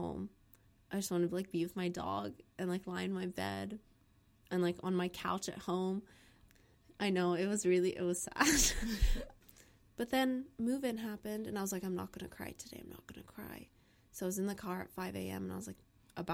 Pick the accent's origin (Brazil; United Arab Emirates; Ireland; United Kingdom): United Arab Emirates; Dubai; moved away as an adult; also born or lived in India; now in New York, United States; I'm from India, but I grew up in Dubai